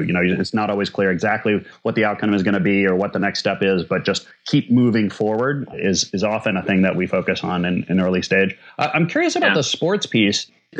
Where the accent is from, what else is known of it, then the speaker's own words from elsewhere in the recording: Minnesota, United States; I'm from Minnesota.